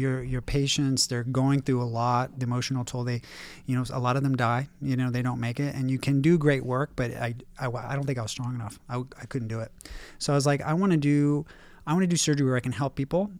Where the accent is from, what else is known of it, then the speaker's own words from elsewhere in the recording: Warrenton, Virginia, United States; now in Beverly Hills, United States; growing up in Warrenton, Virginia, which is a really small town in Virginia